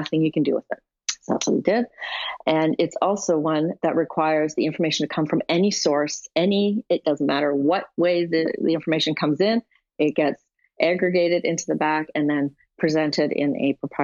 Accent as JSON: {"language": "English", "country": "Canada", "said": "I'm a Canadian"}